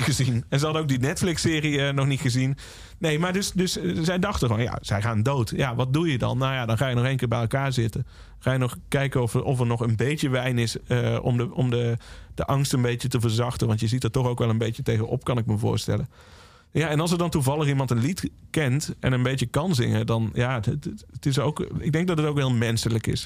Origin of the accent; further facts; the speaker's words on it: Valkenswaard, North Brabant, Netherlands; Ik ben opgegroeid in Valkenswaard